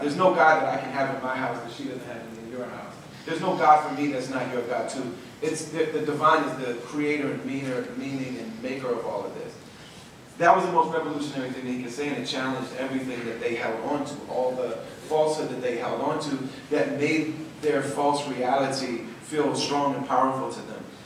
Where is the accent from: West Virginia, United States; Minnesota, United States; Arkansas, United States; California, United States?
Minnesota, United States; Minneapolis; I'm from Minneapolis